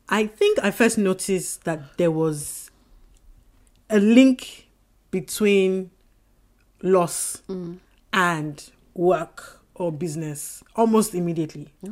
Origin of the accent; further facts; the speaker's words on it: Oyo, Nigeria; So Lagos State um, Oyo State. I am from Oyo State.